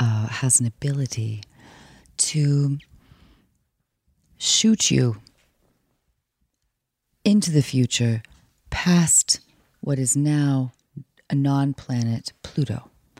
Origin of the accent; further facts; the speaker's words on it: New York City, New York, United States; Oh, I grew up in New York, of course.